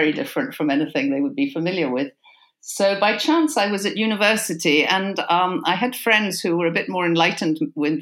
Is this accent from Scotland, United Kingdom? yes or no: yes; Argyll, Scotland, United Kingdom; also born or lived in Callander; I grew up in Argyll on Loch Awe, in a very isolated situation on a sheep farm